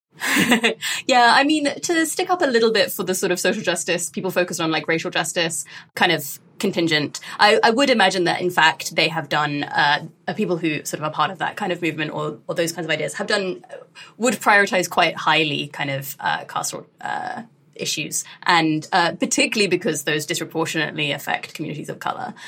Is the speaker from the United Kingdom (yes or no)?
yes; United Kingdom; I grew up in the UK, like as a British Asian Muslim during the kind of uh, war on terror period